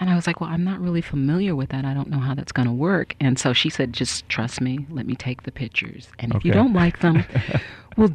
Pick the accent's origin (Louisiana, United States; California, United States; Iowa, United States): California, United States; Alameda; moved away as an adult; now in Los Angeles, United States; I'm originally from Northern California